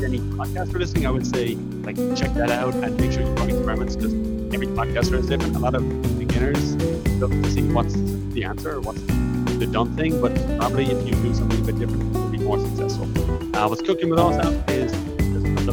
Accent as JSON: {"language": "English", "country": "Ireland", "said": "I'm from Martell"}